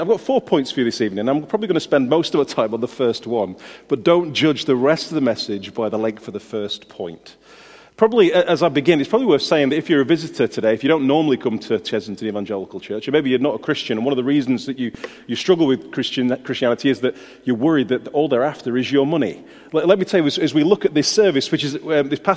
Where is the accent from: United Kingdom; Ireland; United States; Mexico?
United Kingdom; we're British.